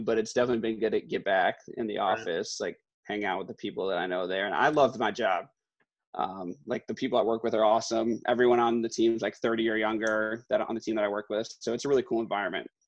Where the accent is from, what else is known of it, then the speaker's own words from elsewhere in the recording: Glen Ellyn, Illinois, United States; growing up in Glen Ellen, right. um, and like Weeden area